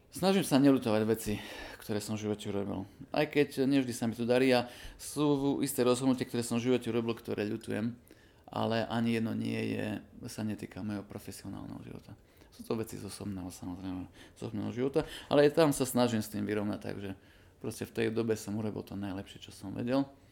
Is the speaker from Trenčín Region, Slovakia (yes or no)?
no; Košice, Košice Region, Slovakia; pochádzam z Koší